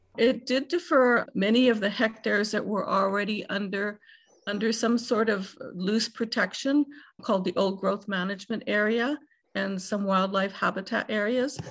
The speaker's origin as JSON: {"language": "English", "country": "Canada", "said": "as a Canadian citizen"}